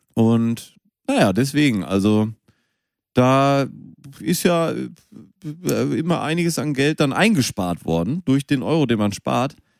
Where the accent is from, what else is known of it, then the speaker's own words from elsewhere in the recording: Münster, North Rhine-Westphalia, Germany; moved away; Ich bin in Münster geboren